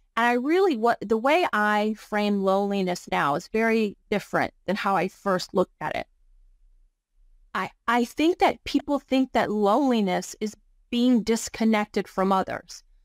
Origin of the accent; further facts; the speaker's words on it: Virginia, United States; I'm originally from Virginia. I grew up just a poor rural upbringing with a single mom.